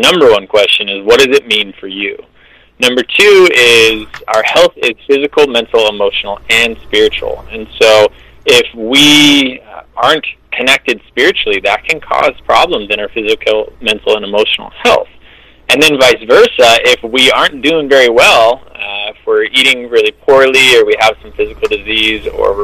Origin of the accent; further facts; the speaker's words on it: California, United States; also born or lived in Ann Arbor, Michigan; I was born in Ann Arbor. I moved out to California when I was 5, so I've spent the majority of my life in California